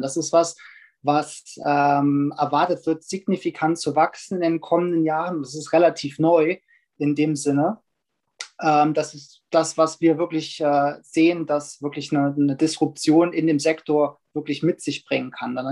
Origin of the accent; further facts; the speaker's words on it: Germany; als Deutsche